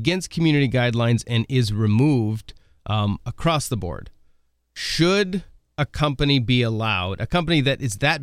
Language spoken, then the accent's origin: English; Oregon, United States; moved away as an adult; now in South Dakota, United States; I grew up in Oregon, so I'm a transplant to the Midwest about 12 years ago